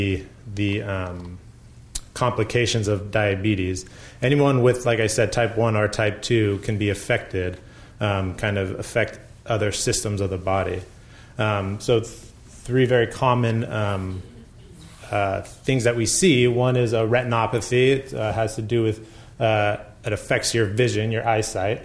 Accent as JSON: {"language": "English", "area": "Bay Area", "region": "California", "country": "United States", "tie": "born or raised there", "said": "I grew up in the Bay Area"}